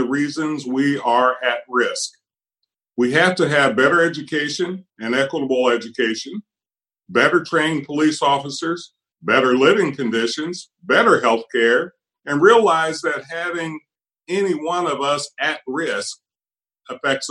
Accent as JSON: {"language": "English", "region": "Appalachian Hills", "country": "United States", "tie": "born or raised there", "lives_now": "Kentucky, United States", "said": "I was born at risk in the Appalachian Hills to a Black family in poverty without access to a hospital"}